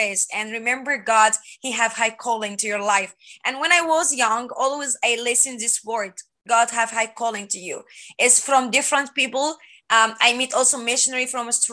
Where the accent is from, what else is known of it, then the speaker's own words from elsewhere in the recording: Egypt; English is a second language; moved away as an adult; now in United States; I'm from Egypt and I'm born in Christian family. In Egypt, we're born with Muslim religions or Christian religions